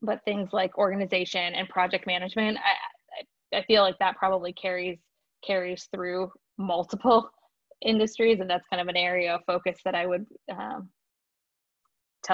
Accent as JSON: {"language": "English", "region": "Michigan", "country": "United States", "also_born_or_lived": "Chicago", "moved": "yes", "lives_now": "Tampa, United States", "said": "I'm from Michigan. I'm a Michigander at heart"}